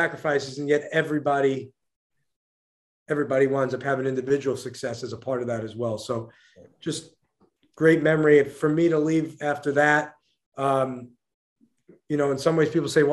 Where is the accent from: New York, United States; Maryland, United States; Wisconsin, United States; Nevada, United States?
New York, United States; New York City; Growing up in New York City, following college basketball, playing college basketball